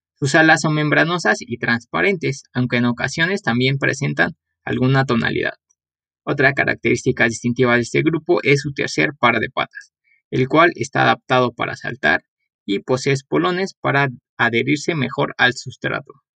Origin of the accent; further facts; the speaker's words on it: Mexico; como buenos mexicanos, hemos aprendido